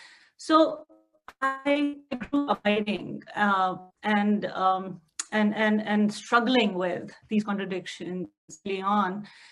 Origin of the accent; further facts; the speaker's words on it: Jammu and Kashmir, India; moved away; When I was in Kashmir, I didn't realize I had a caste until I got to Jammu, where caste is more predominantly, or it's more sort of palpable as a Brahmin.